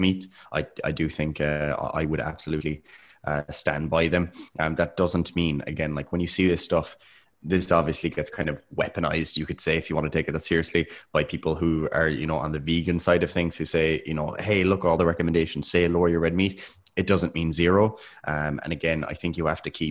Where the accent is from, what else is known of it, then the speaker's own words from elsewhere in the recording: Ireland; we're Irish